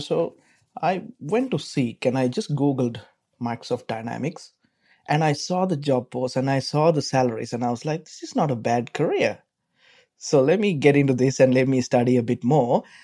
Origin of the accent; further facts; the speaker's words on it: Sri Lanka; moved away as an adult; now in Melbourne, Australia; I'm from Sri Lanka.